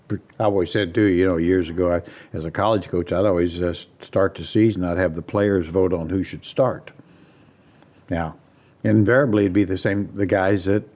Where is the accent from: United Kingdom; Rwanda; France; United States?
United States; Midwest; now in Sacramento, United States; just as a Midwesterner, I always said if you grow up in the Midwest and around, if it's bad weather, well, go 500 miles, it's still bad.